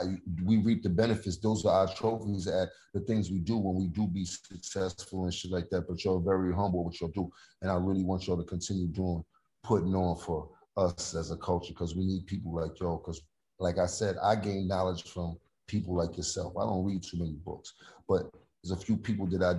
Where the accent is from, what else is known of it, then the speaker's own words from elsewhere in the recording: New York City, New York, United States; I'm from Harlem